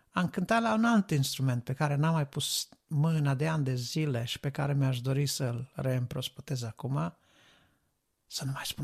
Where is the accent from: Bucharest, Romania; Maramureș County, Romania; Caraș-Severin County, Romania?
Caraș-Severin County, Romania; Reșița; now in United Kingdom; Eu locuiesc în Marea Britanie acum, dar uh, am plecat de la Reșița, ca să spun așa, în urmă cu vreo 10 ani